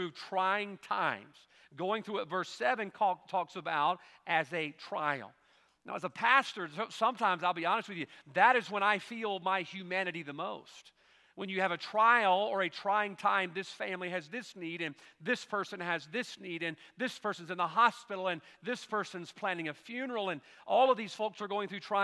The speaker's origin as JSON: {"language": "English", "country": "United States", "said": "I'm an American"}